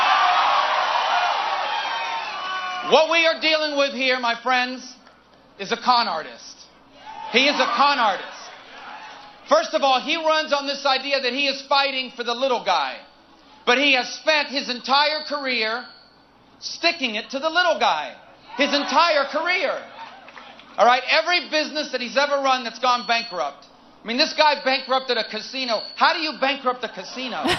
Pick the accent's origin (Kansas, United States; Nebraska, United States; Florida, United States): Florida, United States; in Florida, my home state, right now